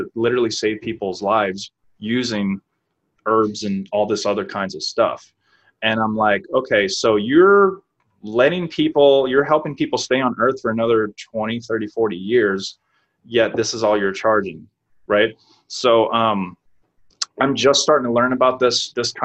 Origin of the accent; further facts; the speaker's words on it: New Orleans, Louisiana, United States; moved away as an adult; now in San Diego, United States; I'm from New Orleans, Louisiana.